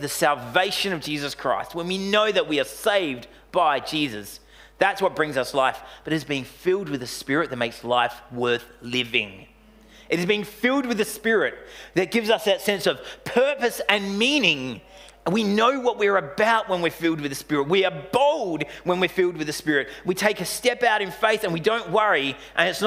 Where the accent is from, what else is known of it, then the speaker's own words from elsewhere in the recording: Australia; we're Australian bogans.